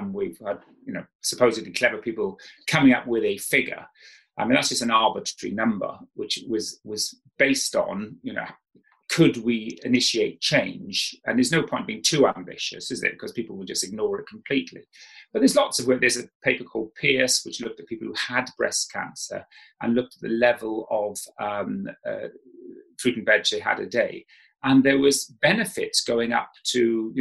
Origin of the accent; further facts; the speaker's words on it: South Wales, United Kingdom; I didn't know what a herb was when I grew up in South Wales